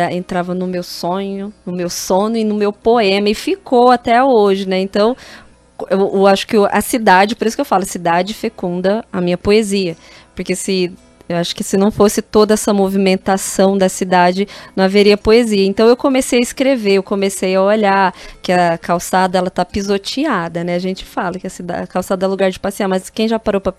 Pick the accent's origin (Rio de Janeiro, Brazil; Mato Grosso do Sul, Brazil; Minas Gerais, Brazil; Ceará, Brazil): Mato Grosso do Sul, Brazil; Miranda; also born or lived in Três Lagoas; Isso, quando eu saí de Miranda, que é uma cidade pequena, mais ou menos 26 mil habitantes, mais ou menos isso. E aí eu fui né, para Três Lagoas